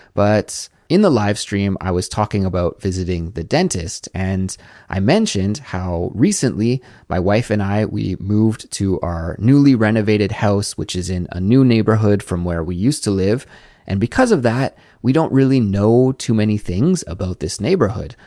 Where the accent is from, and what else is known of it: Canada; moved away as an adult; now in South Korea